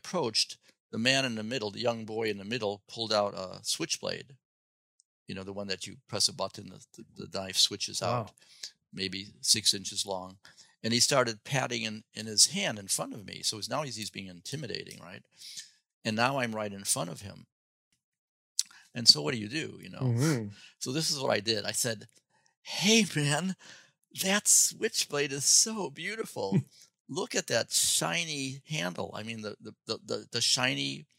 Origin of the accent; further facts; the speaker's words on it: Chicago, Illinois, United States; moved away; also born or lived in Champaign-Urbana, Illinois; Growing up in Chicago